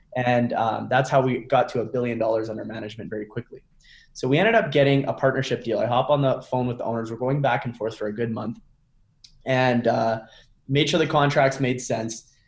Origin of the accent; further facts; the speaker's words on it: Canada; I'm from Canada